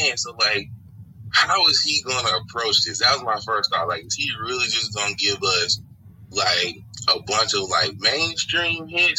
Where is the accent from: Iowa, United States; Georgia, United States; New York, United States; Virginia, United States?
Georgia, United States; Atlanta; I was born and raised in Atlanta, Georgia. I grew up on the west side of Atlanta.